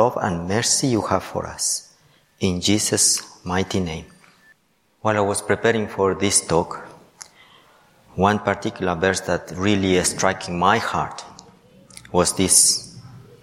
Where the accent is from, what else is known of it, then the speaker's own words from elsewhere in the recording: Ecuador; moved away; I am from Ecuador.